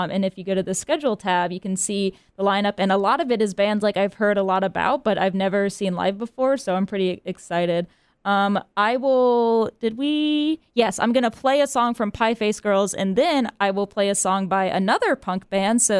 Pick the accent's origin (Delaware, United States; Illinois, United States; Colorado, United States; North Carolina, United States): North Carolina, United States; Charlotte; I'm from Charlotte before I came to NC